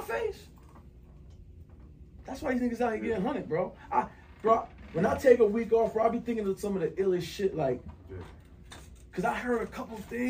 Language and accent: English; North New Jersey, United States; I'm from North New Jersey